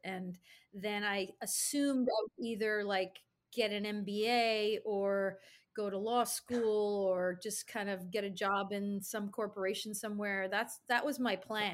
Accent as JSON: {"language": "English", "town": "Albany", "region": "New York", "country": "United States", "tie": "born or raised there", "said": "I grew up in Albany, New York"}